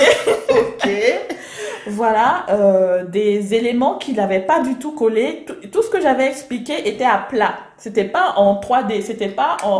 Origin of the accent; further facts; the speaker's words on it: Abidjan, Côte d’Ivoire; accent: Ivorian; moved away as an adult; now in Nice, France; je suis née en Côte d'Ivoire, hein, à Abidjan, d'une mère euh, burkinabé, mhm. d'un père euh, sénégalais, donc euh, multiculture. Et je suis, j'ai grandi, j'ai fait 25 ans en Côte d'Ivoire, et donc j'ai cette culture totalement ivoirienne. J'ai l'accent ivoirien